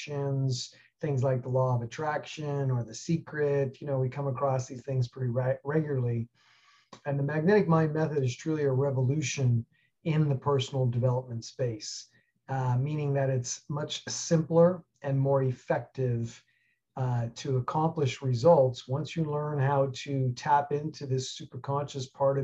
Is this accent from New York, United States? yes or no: yes; New York City, New York, United States; moved away; I grew up in New York City and got out of there about 1984 to head west to the ski hills